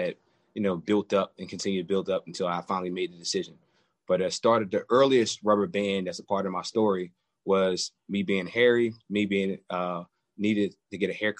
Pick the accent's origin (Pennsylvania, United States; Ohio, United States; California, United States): Pennsylvania, United States; Philadelphia; Born and raised in Philadelphia